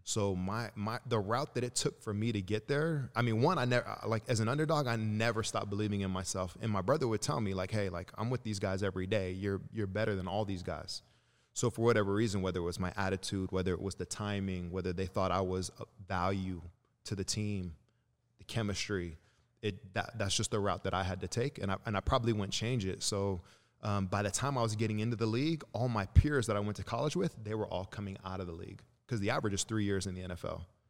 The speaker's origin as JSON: {"language": "English", "town": "Santa Cruz", "region": "California", "country": "United States", "tie": "born or raised there", "also_born_or_lived": "Chicago, Illinois / Lagos, Nigeria", "said": "I grew up in Santa Cruz, California"}